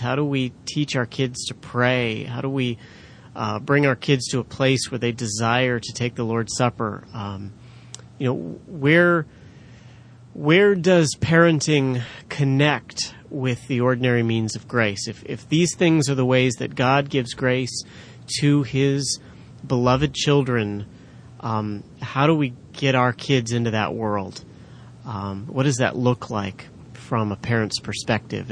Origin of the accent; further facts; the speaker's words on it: California, United States; I grew up in California, the land of fruits and nuts